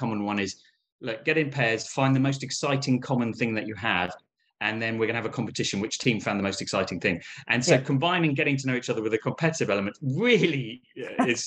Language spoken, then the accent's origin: English; United Kingdom; although I was raised in Britain, I'm actually of Palestinian origin